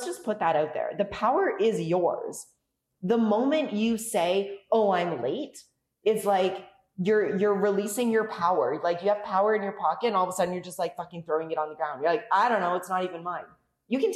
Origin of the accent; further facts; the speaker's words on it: Canada; moved away as an adult; now in Mexico; Being Canadian